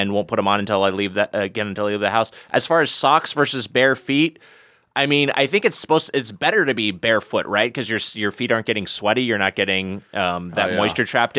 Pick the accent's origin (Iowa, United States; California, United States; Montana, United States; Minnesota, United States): California, United States; Southern; We're both from SoCal.